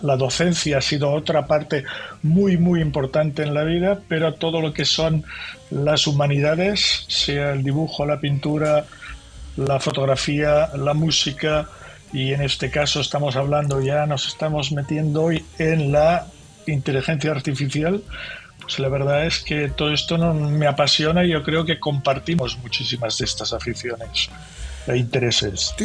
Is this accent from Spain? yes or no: yes; Barcelona, Catalonia, Spain; soy catalán y catalán nací en Barcelona, de familia de catalanes